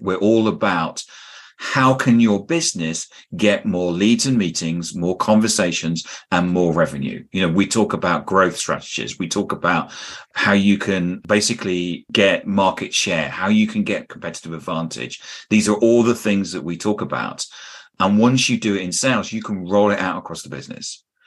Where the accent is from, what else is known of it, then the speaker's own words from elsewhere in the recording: United Kingdom; I'm a Brit